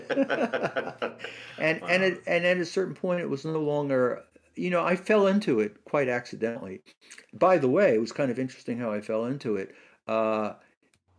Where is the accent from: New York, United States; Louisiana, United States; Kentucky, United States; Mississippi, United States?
New York, United States; New York City; also born or lived in Manhattan / England; I grew up in Brooklyn